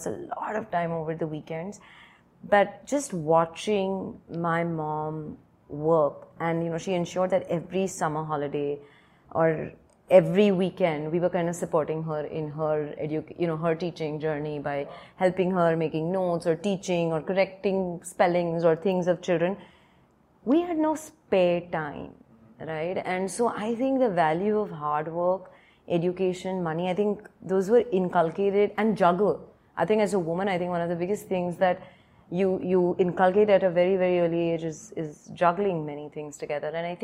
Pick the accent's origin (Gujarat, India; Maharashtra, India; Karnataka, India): Maharashtra, India; Mumbai; Born and brought up in Bombay, I'm one of four daughters